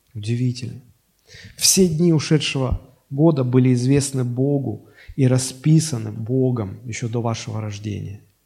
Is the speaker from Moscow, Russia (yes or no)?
no; Sochi, Krasnodar Krai, Russia; Мне назначил родиться в городе Сочи